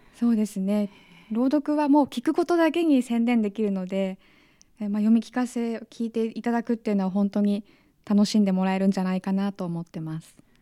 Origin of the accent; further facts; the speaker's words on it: Nagano, Japan; moved away; 長野県出身